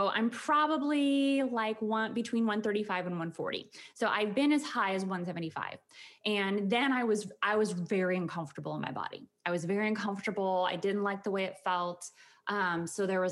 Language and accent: English; Conrad, Montana, United States; moved away as an adult; also born or lived in Bozeman, Montana / Wyoming; now in Houston, United States; I was born in Montana, a little tiny farm town called Conrad, Montana, up by the border of Canada